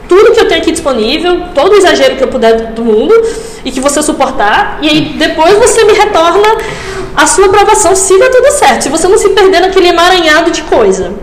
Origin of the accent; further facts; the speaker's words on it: Açu, Rio Grande do Norte, Brazil; also born or lived in Natal; eu sou de Açu, é uma cidade bem pequena no interior do Rio Grande do Norte